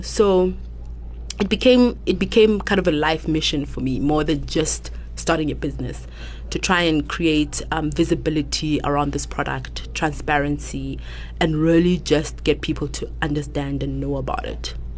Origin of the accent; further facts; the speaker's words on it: Lesotho; moved away as an adult; now in South Africa; I come from Lesotho actually, and I grew up there.